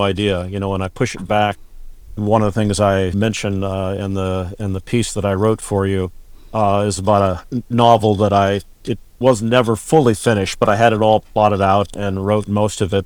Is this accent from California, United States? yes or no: yes; California, United States; moved away as an adult; also born or lived in Oregon / Wisconsin; born and raised in California